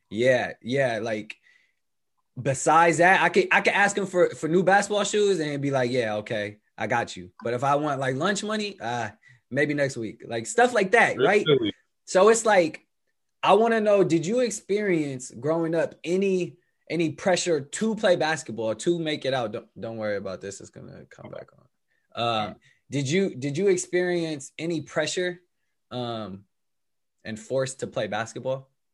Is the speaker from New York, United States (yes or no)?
no; Bay Area, California, United States; growing up in the bay area it's not like you just grew up in oakland